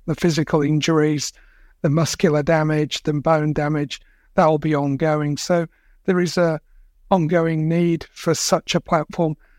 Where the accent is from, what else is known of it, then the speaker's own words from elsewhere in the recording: England, United Kingdom; now in Australia; I was born and brought up in England